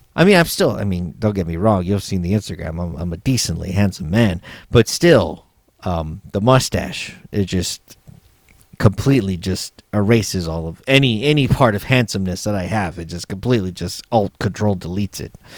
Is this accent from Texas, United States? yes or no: yes; San Antonio, Texas, United States; moved away as an adult; also born or lived in Los Angeles; my hometown of San Antonio, Texas